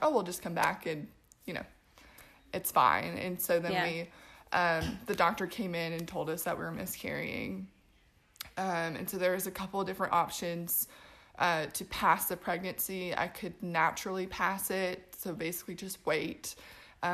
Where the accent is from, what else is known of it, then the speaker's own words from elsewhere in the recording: Portland, Oregon, United States; also born or lived in Los Angeles, California; now in Spartanburg, United States; I am originally from Portland, Oregon. I moved out here about 4 years ago